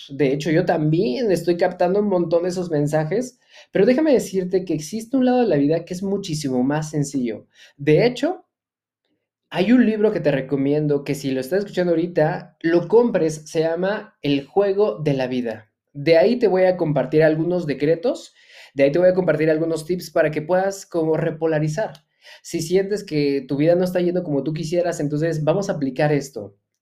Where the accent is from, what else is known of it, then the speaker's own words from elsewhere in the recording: Mexico; soy empresario mexicano